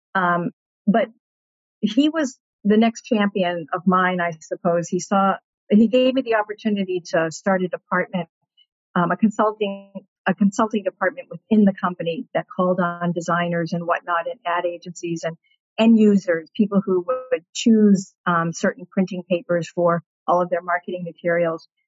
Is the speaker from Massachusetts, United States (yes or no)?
yes; Peabody, Massachusetts, United States; I grew up in Peabody, in a, in a great neighborhood.